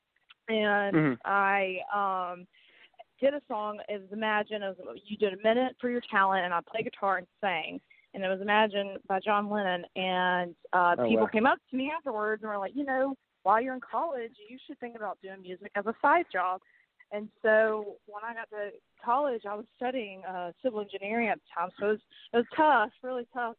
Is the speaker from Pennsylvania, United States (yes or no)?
no; Montgomery, Alabama, United States; also born or lived in Georgia; I grew up in Montgomery, Alabama, and I was born in Georgia, but we moved here when I was 6 months old